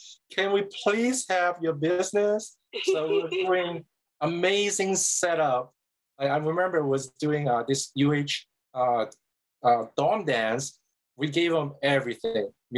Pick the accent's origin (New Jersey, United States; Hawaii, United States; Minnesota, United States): Hawaii, United States; also born or lived in Hong Kong; my parents immigrated to Hawaii